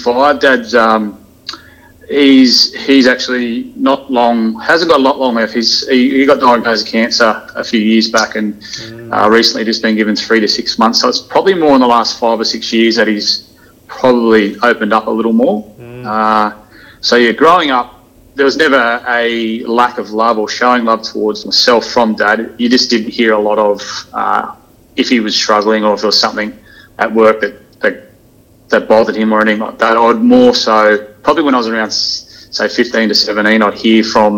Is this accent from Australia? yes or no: yes; country New South Wales, Australia; also born or lived in Coonabarabran / Walgett / Tamworth; I am a country boy originally, born in Coonabarabra in country New South Wales